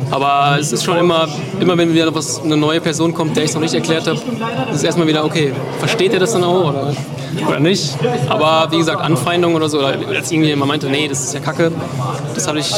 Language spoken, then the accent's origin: German; North Rhine-Westphalia, Germany; Also ich komme aus dem Sauerland, und ich hatte ja noch nicht vor, so also irgendwo komplett wegzuziehen.